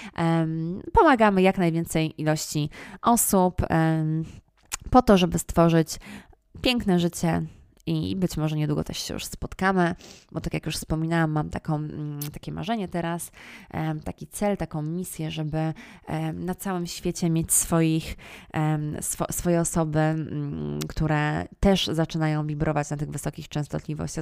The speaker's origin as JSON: {"language": "Polish", "country": "Poland"}